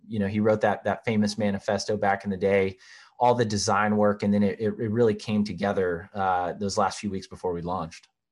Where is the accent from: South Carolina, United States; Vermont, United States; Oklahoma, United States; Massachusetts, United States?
South Carolina, United States; Charleston; moved away; also born or lived in Washington, D.C.; I am originally from Charleston, South Carolina